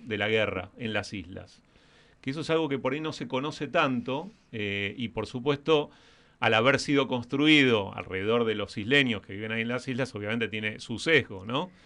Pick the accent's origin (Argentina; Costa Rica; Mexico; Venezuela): Argentina; Patagonia; also born or lived in Colegiales, Buenos Aires; now in Buenos Aires, Argentina; soy patagónico